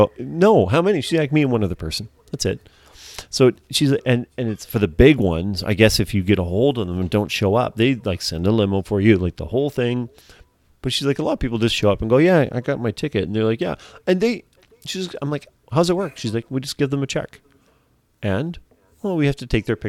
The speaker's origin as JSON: {"language": "English", "country": "Canada", "said": "being Canadian"}